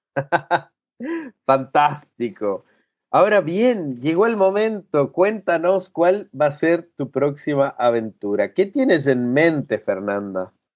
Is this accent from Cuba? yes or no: no; Cuenca, Azuay, Ecuador; now in La Serena, Chile; que vengo de Ecuador, que de una ciudad